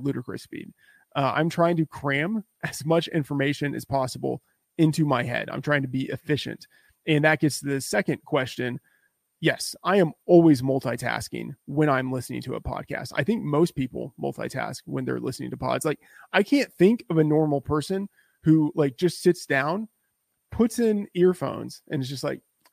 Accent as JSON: {"language": "English", "region": "Texas", "country": "United States", "tie": "born or raised there", "said": "I grew up in Texas"}